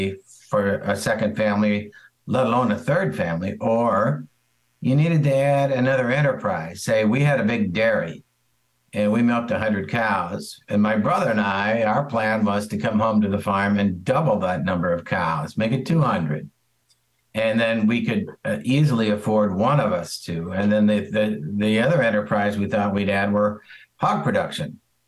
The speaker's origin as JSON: {"language": "English", "town": "St. Louis", "region": "Missouri", "country": "United States", "tie": "born or raised there", "said": "We grew up around St. Louis"}